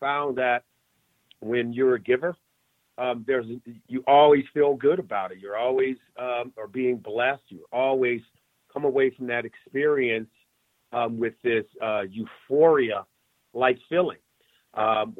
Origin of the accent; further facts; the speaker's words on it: Compton, California, United States; I grew up in Compton, California, in Los Angeles, in a neighborhood